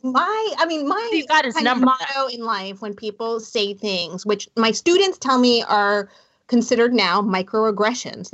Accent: Hampton Roads, Southern Virginia, United States; I grew up in Southern Virginia in Hampton Roads.

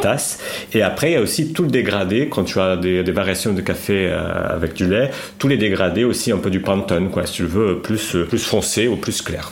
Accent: Lisbon, Portugal; French is a second language; moved away as an adult; now in Paris, France; je viens de Lisbonne. Je suis, je suis né à Lisbonne, j'ai grandi là-bas

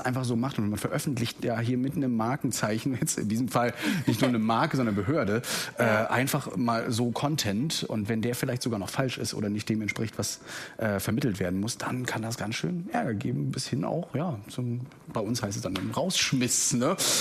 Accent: Mecklenburg-Vorpommern, Germany; now in Rostock, Germany; bin ich aus MV

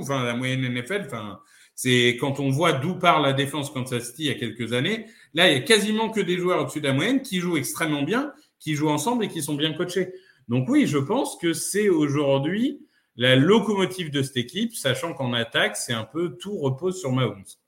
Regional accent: Amiens, Hauts-de-France, France; j'ai grandi euh, à Amiens

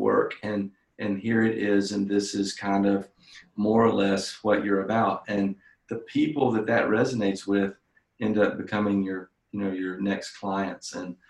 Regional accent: Ireland; I'm Irish, so I always say that creativity is 80% alcohol, and the other 20% is caffeine.

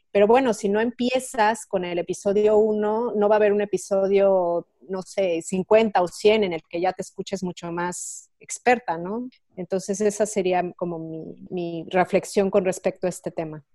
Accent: Mexico; moved away as an adult; now in Switzerland

